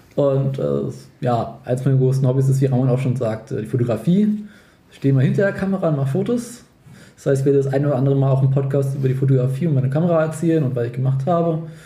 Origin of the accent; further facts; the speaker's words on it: Berlin, Germany; wir kommen halt aus Berlin